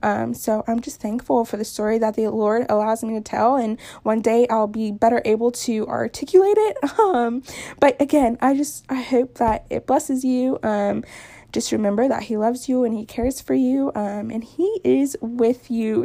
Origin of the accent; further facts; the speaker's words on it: Newport News, Virginia, United States; moved away as an adult; also born or lived in Florida; I grew up in Newport News, Virginia for the most part. I lived in Florida for two years when I was younger, but like, I grew up in Newport News